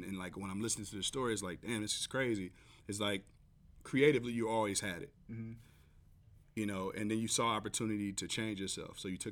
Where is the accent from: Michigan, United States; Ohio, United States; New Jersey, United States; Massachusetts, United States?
Ohio, United States; East Cleveland; I'm from East Cleveland.